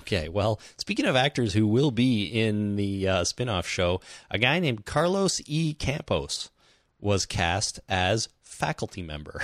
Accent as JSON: {"language": "English", "country": "Canada", "said": "we're Canadian"}